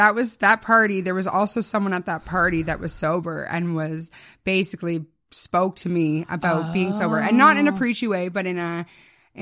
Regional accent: Ottawa, Ontario, Canada; In Barrhaven. Yeah, it's in a small suburb of Ottawa.

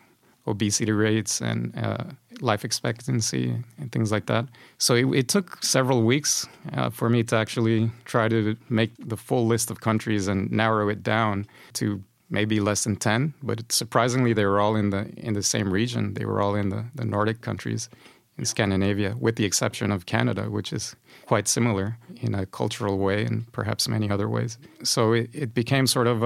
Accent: Honduras; moved away as an adult; also born or lived in United States; now in Sweden; I come from Honduras. It's a Central American country. I had a pretty good life there as far as childhood and teenage years are concerned

